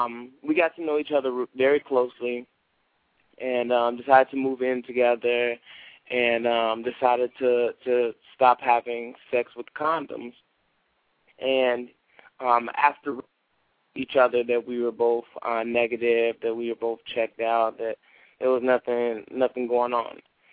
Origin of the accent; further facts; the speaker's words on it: Chicago, Illinois, United States; Okay, I grew up in on the south side of Chicago, and I had a rough childhood because my community wasn't one of the best communities.